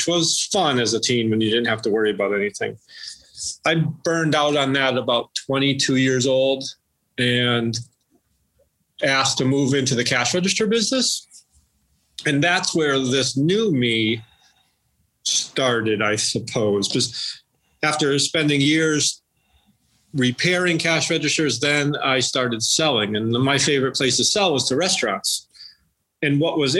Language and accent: English; Western Massachusetts, United States; I grew up here in Western Massachusetts, I grew up 7 miles from where I'm sitting right now and haven't really moved much at all